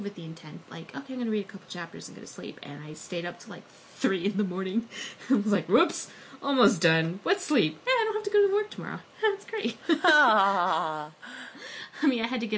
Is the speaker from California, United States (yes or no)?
yes; Los Angeles, California, United States; L.A., and obviously that is my hometown